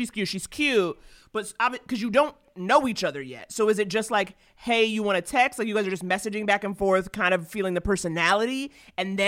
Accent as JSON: {"language": "English", "town": "New York City", "region": "New York", "country": "United States", "tie": "born or raised there", "moved": "yes", "lives_now": "Los Angeles, United States", "said": "I grew up in Harlem"}